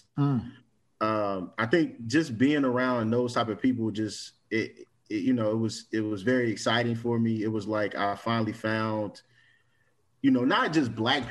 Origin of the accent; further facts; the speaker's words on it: Cincinnati, Ohio, United States; moved away; also born or lived in Washington, District of Columbia, United States; growing up in Cincinnati